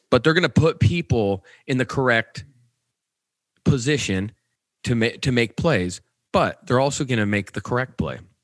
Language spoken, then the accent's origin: English; Nebraska, United States; I'm I'm from Nebraska